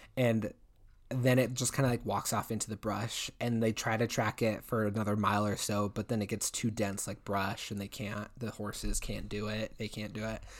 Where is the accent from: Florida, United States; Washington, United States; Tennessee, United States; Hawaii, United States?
Washington, United States; my home state of Washington.